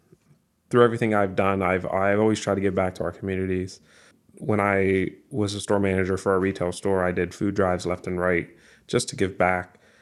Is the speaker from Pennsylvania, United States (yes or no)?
yes; Aliquippa, Pennsylvania, United States; I've lived in Aliquippa my entire life. It's a great community to live in.